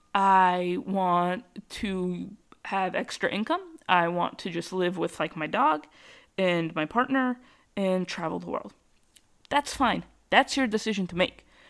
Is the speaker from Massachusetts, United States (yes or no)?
yes; Massachusetts, United States; I grew up in Massachusetts and I live where I live